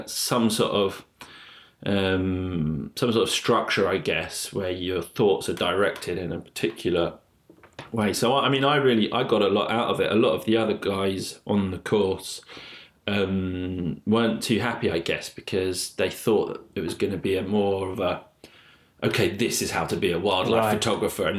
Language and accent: English; London, United Kingdom; moved away; also born or lived in Blackpool; I grew up in London